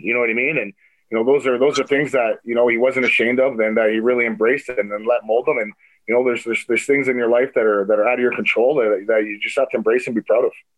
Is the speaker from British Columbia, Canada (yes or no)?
no; Toronto, Ontario, Canada; growing up in Toronto and playing hockey